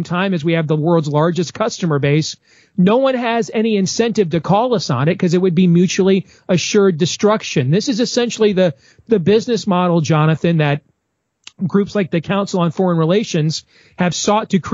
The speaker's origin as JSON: {"language": "English", "region": "Iowa", "country": "United States", "tie": "born or raised there", "said": "my home state of Iowa"}